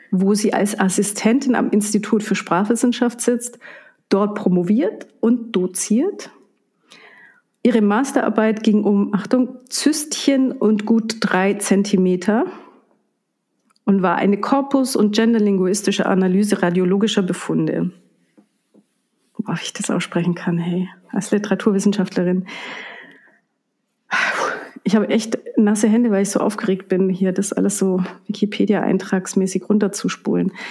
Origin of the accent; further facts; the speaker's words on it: Reischach, Trentino-Alto Adige, Italy; geboren und aufgewachsen in Reischach bei Bruneck.